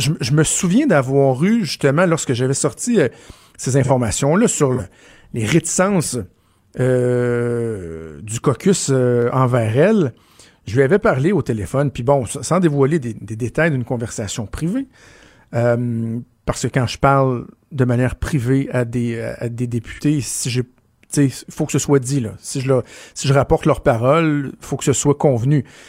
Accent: Laval, Quebec, Canada; also born or lived in LaSalle, Montreal; j'ai grandi à Laval

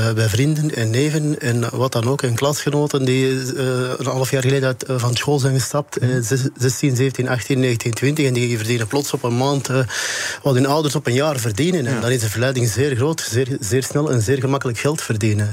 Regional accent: Antwerp, Flanders, Belgium; Ik kom van Antwerpen, die andere ja. hoofdstad, drugshoofdstad van Europa.

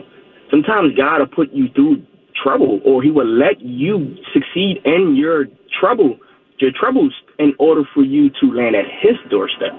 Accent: Philadelphia, Pennsylvania, United States; born and raised in Philadelphia

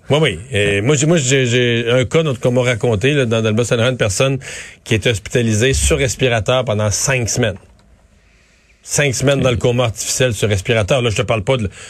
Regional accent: Quebec, Canada; chez nous, au Québec

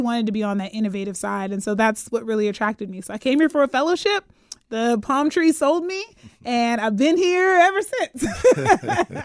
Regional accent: Pittsburgh, Pennsylvania, United States; moved away as an adult; also born or lived in Atlanta / Ann Arbor; now in Sacramento, United States; I'm from Pittsburgh, Pennsylvania originally

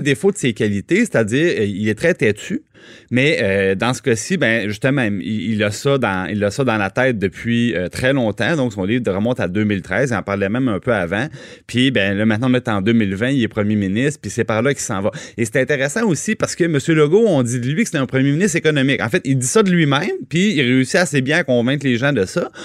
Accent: Trois-Rivières, Quebec, Canada; à Trois-Rivières, je viens de Trois-Rivières

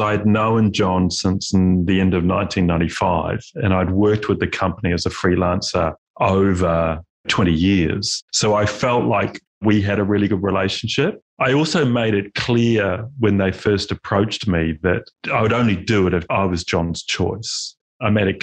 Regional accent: Christchurch, Canterbury, New Zealand; also born or lived in Melbourne, Australia; Growing up in Christchurch

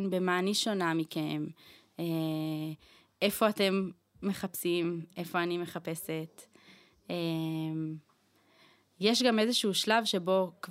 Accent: Northern District, Israel; moved away as an adult; now in Jerusalem, Israel; אני בת 32, גרה היום בירושלים, גדלתי בצפון.

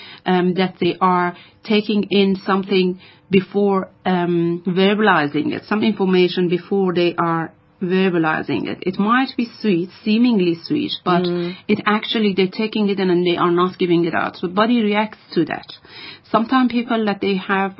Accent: Iran; moved away; I am from Iran

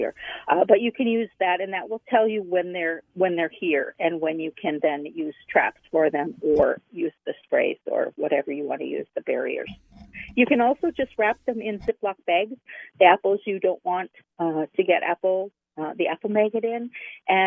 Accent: Minnesota, United States; I'm a Minnesotan

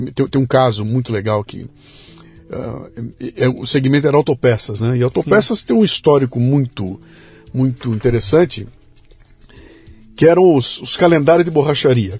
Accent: Bauru, São Paulo, Brazil; Eu sou de Bauru, sou do interior de São Paulo

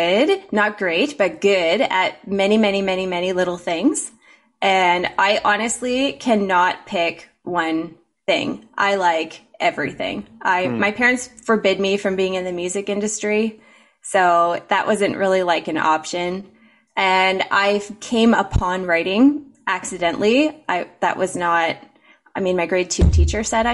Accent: Ontario, Canada; moved away as an adult; also born or lived in United States; I was raised in Mennonite country

